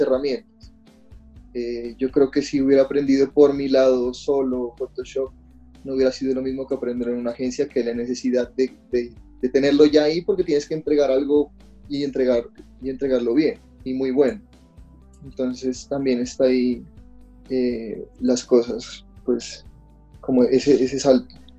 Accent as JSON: {"language": "Spanish", "town": "Pasto", "region": "Nariño", "country": "Colombia", "tie": "born or raised there", "moved": "yes", "lives_now": "Bogotá, Colombia", "said": "mi ciudad natal, digámoslo así, de, Pasto"}